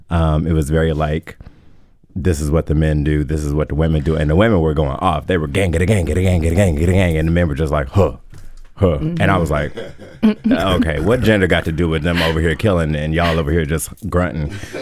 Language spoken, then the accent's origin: English; New York, United States; So I am from New York. I grew up enamored with ballet of all things.